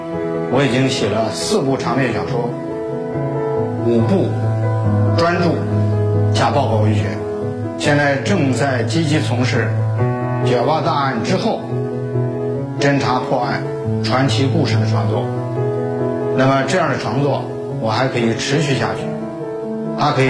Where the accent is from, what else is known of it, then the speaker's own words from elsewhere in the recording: Kaifeng, Henan, China; 我的家乡是开封，我的母校是河大